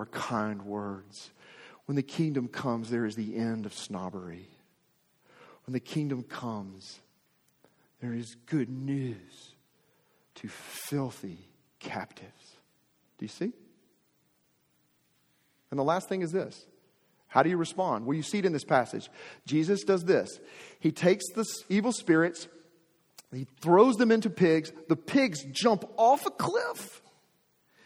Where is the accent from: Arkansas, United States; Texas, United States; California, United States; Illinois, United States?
Arkansas, United States; I'm from Arkansas, was born and raised in Arkansas.